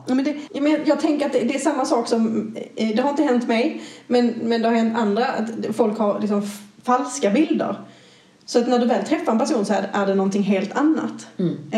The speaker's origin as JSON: {"language": "Swedish", "town": "Malmö", "region": "Skåne", "country": "Sweden", "tie": "born or raised there", "accent": "Scanian", "said": "Jag är ju som man eventuellt kan skönja på min dialekt född i Skåne, mm. i Malmö"}